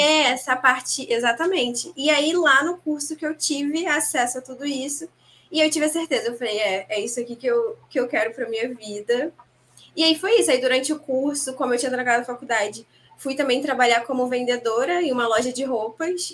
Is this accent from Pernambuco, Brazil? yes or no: no; Rio de Janeiro, Brazil; eu falo aqui do Rio, sou carioca